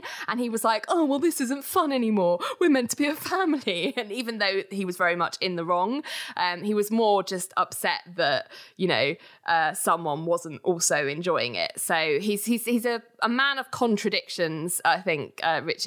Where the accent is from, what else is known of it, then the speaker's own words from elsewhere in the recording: United Kingdom; we're British